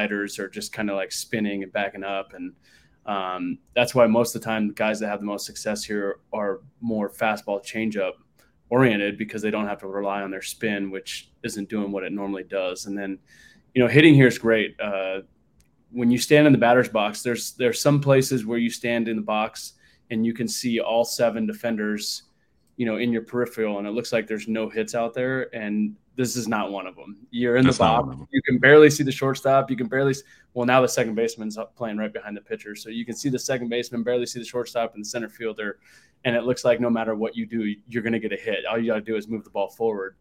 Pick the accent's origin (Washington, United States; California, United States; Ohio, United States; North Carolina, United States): California, United States; Long Beach; I grew up in Southern California, born and raised in Long Beach, California